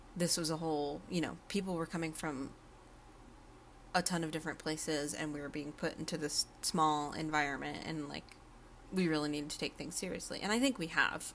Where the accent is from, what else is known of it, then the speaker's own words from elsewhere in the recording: Berkshire County, Western Massachusetts, United States; I'm from Western Mass, Berkshire County area